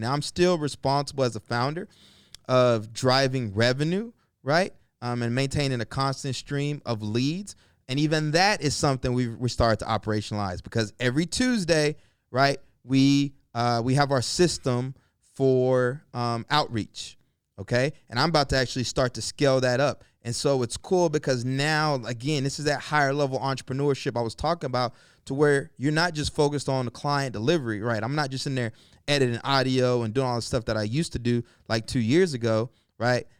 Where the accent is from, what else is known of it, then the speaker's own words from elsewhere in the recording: the South, United States; I grew up in the South, um, single parent home, uh, raised by my mom and, you know, my aunt